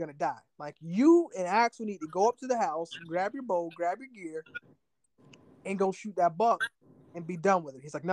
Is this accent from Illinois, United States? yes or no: no; Northeast Florida, United States; moved away; I'm from Florida.